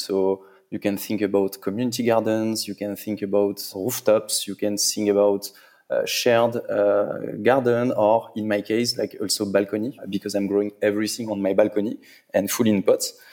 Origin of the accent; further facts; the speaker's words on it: Paris, Île-de-France, France; I'm from Paris. I'm French